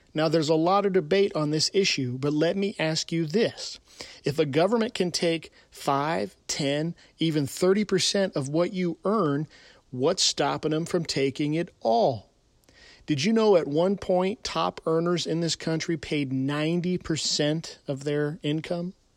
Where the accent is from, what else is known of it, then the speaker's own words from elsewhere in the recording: California, United States; California, my home state